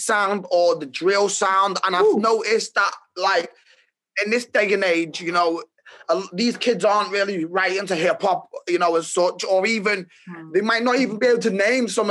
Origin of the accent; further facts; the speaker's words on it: Merseyside, North West England, United Kingdom; also born or lived in Chester / Manchester; So I was born in Chester, there till around 7 years old. And then I moved to Manchester and I lived there till around 11. And then I've lived in Merseyside ever since